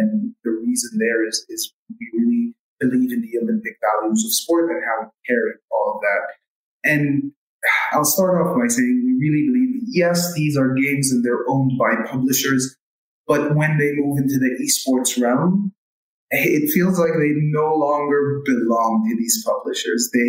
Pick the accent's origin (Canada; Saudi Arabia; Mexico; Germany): Saudi Arabia; also born or lived in United States; I was born and raised in Saudi. What can I tell you? I did a bit of a stint um, in the States, went to college there, uh, came back.